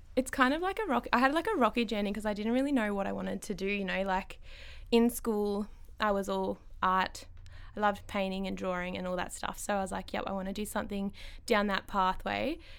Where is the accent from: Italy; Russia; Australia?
Australia; Ballarat, Victoria; Ballarat born and bred